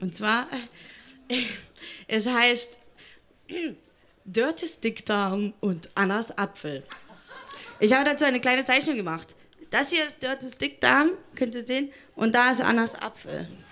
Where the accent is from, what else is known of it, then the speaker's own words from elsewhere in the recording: Thuringia, Germany; moved away as an adult; now in Berlin, Germany; ich komme aus Thüringen